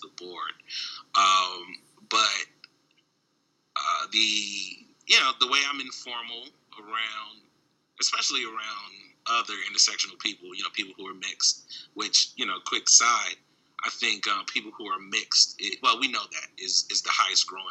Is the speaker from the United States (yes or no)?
yes; Baltimore, Maryland, United States; also born or lived in Washington, D.C.; now in Midwest, United States; growing up in Baltimore and D.C.